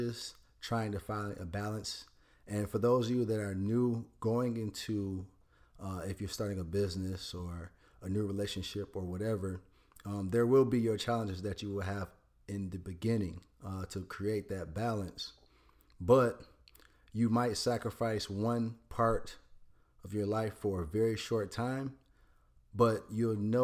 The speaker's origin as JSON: {"language": "English", "town": "Detroit", "region": "Michigan", "country": "United States", "tie": "born or raised there", "said": "In Detroit. I grew up in Detroit, Michigan"}